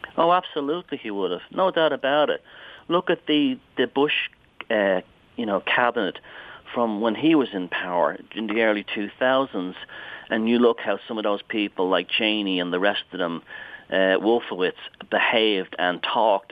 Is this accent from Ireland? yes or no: yes; Ireland; I grew up in Southern Ireland